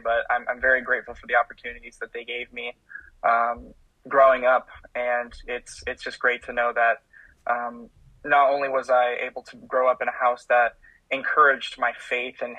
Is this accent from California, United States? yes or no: no; Minnesota, United States; I am a Minnesotan. I am from the great land of over 10,000 lakes in Minnesota